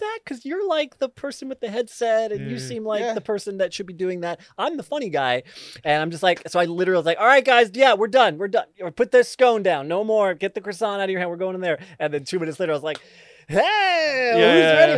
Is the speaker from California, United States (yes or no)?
no; Long Island, New York, United States; I grew up on Long Island, about, you know, 40 miles from New York City proper